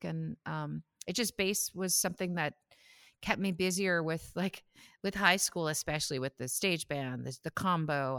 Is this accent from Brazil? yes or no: no; Saskatoon, Saskatchewan, Canada; moved away as an adult; now in Ontario, Canada; I'm from Saskatoon. I grew up there